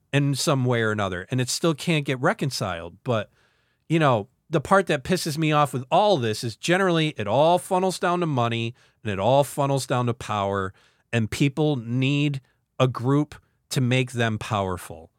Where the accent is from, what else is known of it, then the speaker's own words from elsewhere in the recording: central New York, United States; two people from central frickin' New York